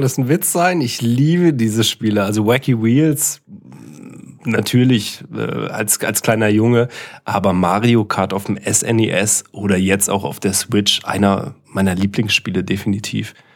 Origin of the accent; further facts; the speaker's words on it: East Germany, Germany; moved away; also born or lived in Karlsruhe; Ich komme ja aus dem Osten